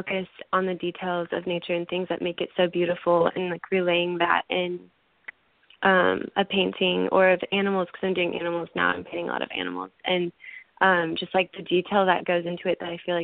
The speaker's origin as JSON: {"language": "English", "town": "Kansas City", "region": "Kansas", "country": "United States", "tie": "born or raised there", "moved": "as an adult", "lives_now": "Nashville, United States", "said": "I grew up in Kansas City, Kansas"}